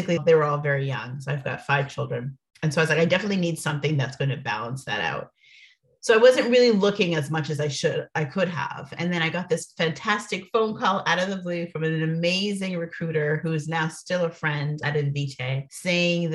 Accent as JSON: {"language": "English", "town": "Toronto", "region": "Ontario", "country": "Canada", "moved": "as an adult", "lives_now": "United States", "said": "I'm from Canada, from Toronto, Canada"}